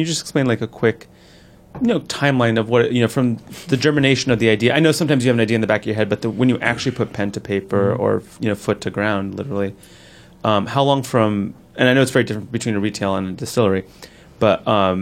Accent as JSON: {"language": "English", "town": "Newark", "region": "New Jersey", "country": "United States", "tie": "born or raised there"}